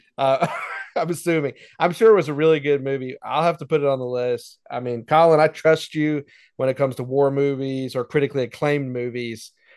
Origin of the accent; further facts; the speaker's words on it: Easley, South Carolina, United States; growing up in Easley, South Carolina